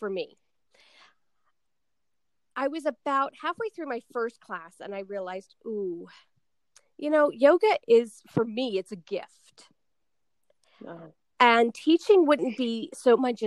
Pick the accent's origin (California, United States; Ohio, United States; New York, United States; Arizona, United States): New York, United States; I'm from New York